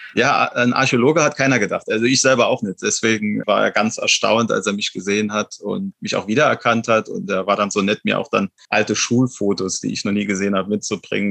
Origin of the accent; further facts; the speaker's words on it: Wallerfangen, Saarland, Germany; also meine Heimat quasi. Ich, ich komme genau aus dieser Gemeinde, stamme ich auch selbst.